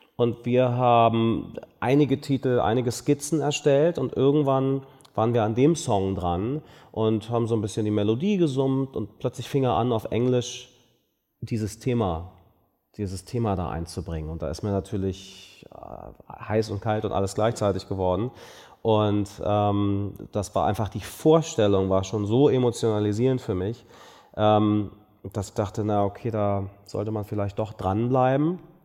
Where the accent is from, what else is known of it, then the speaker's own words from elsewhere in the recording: Berlin, Germany; ich bin ja in Berlin aufgewachsen